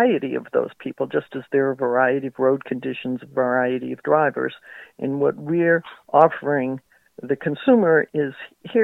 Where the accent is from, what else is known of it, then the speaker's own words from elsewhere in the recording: New England, United States; I grew up in New England, so we had the shores or the mountains to visit